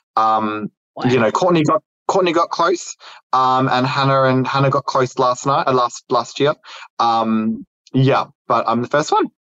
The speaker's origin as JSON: {"language": "English", "country": "Australia", "tie": "born or raised there", "said": "it's tough growing up in Australia um, during the '90s"}